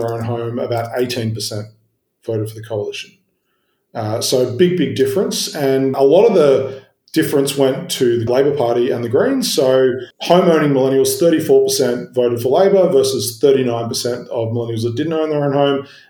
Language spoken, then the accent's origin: English; Sydney, New South Wales, Australia; I grew up in Sydney, like you, in the outer suburbs